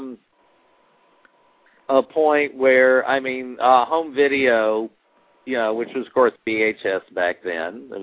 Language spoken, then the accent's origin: English; Jacksonville, Florida, United States; now in California, United States; my hometown of Jacksonville, Florida